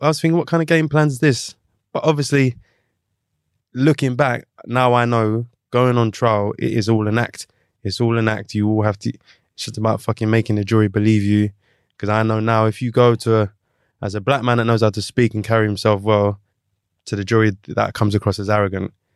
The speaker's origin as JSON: {"language": "English", "region": "London", "country": "United Kingdom", "said": "I'm from London"}